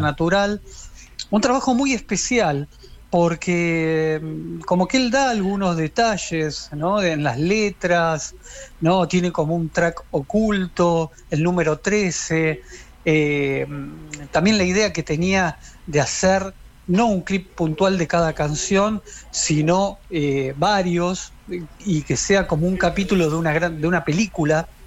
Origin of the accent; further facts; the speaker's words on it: Quilmes, Buenos Aires Province, Argentina; Yo tenía 12 años, soy de Quilmes y tomaba clases de guitarra